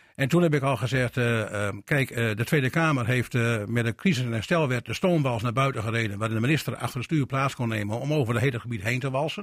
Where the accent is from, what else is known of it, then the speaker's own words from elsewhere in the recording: Groningen, Netherlands; moved away; ik kom uit Groningen oorspronkelijk